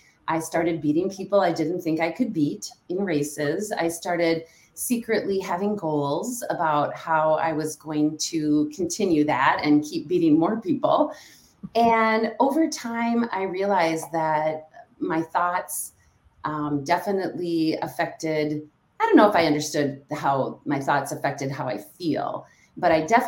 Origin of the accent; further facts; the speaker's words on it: Stillwater, Minnesota, United States; moved away as an adult; now in Hudson, United States; I grew up in Stillwater, Minnesota